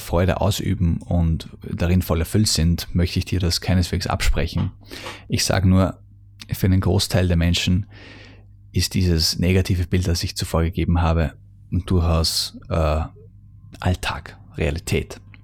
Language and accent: German; Austria; bei uns in Österreich